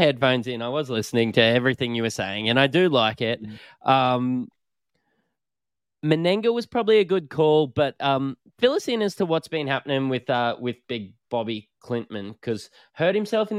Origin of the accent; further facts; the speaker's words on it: Brisbane, Queensland, Australia; I know I'm from Brisbane